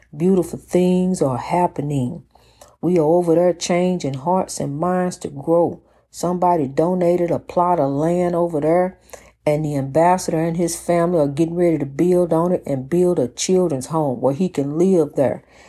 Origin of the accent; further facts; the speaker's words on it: East St. Louis, Illinois, United States; In my hometown of the beloved East Saint Louis